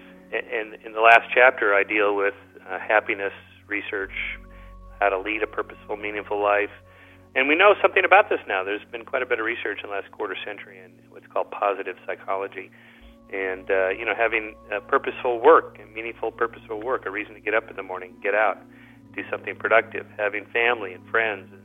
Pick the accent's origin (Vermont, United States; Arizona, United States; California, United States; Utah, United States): California, United States; Southern; I'm from Southern California